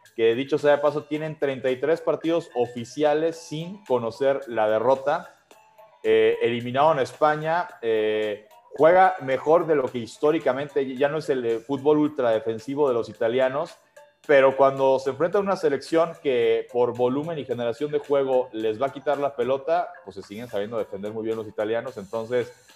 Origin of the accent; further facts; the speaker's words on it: Mexico; uno como aficionado mexicano